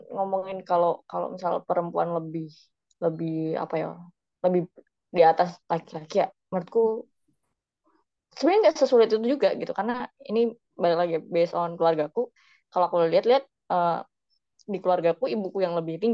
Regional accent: Java, Indonesia; karena kalau balik lagi aku orang Jawa ya

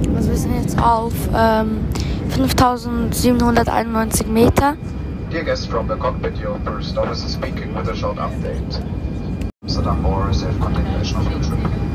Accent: Uster, Zurich, Switzerland; Direkt aus meinem Heimat. Also wir müssen ja, wir wohnen in Uster

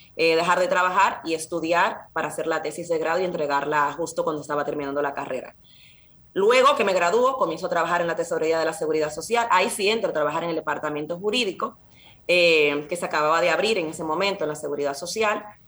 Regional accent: Santo Domingo, Distrito Nacional, Dominican Republic; now in Spain; yo soy dominicana, eh, nací en la República Dominicana, en Santo Domingo, y mis padres también

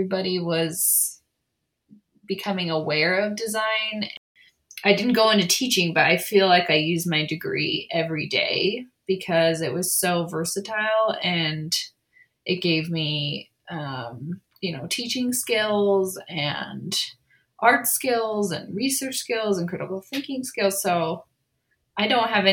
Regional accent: San Diego, California, United States; moved away as an adult; now in Provo, United States; I grew up in San Diego, and I was the oldest of six kids

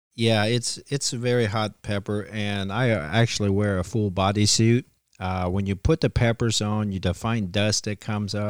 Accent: beside Bunker Hill Cheese, Ohio, United States; I grew up right beside the Cheese House here

